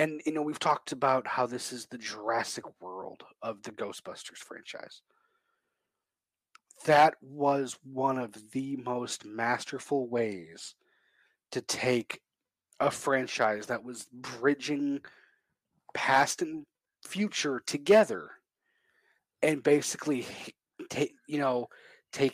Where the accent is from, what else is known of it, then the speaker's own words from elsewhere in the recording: Chicago, Illinois, United States; I'm from Chicago